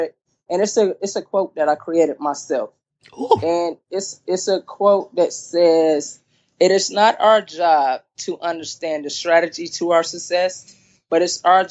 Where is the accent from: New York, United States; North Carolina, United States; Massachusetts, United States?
North Carolina, United States; Durham; now in Charlotte, United States; I was originally born in Durham, North Carolina.